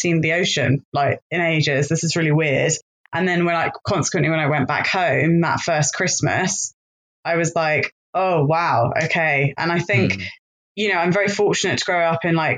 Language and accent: English; Cornwall, South West England, United Kingdom; where we are in Cornwall